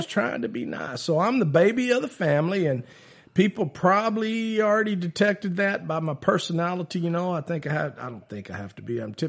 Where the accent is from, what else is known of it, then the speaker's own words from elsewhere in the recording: Minerva, Texas, United States; also born or lived in Taylor, Texas; So growing up in Minerva, Texas